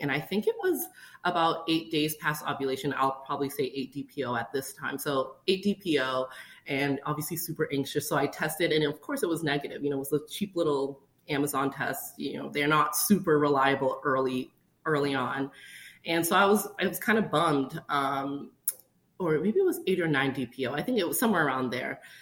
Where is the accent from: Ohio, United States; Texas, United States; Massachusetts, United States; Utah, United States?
Massachusetts, United States; Boston; moved away; we're originally from Boston, Massachusetts